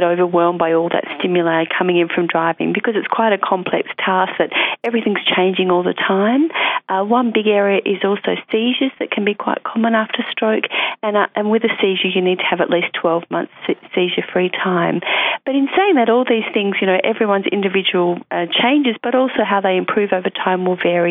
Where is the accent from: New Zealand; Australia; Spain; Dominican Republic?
Australia; Alice Springs, Northern Territory; moved away; I'm originally from Alice